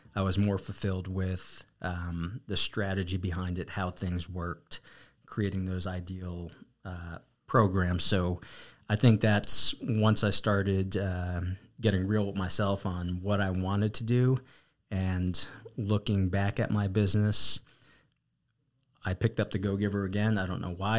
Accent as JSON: {"language": "English", "region": "New Jersey", "country": "United States", "tie": "born or raised there", "also_born_or_lived": "Arizona", "accent": "East Coast", "moved": "yes", "lives_now": "San Antonio, United States", "said": "born and raised, uh, New Jersey, and, uh, got to Texas as quickly as I could"}